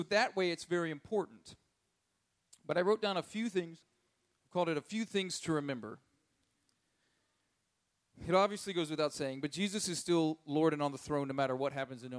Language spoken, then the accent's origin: English; United States; as an American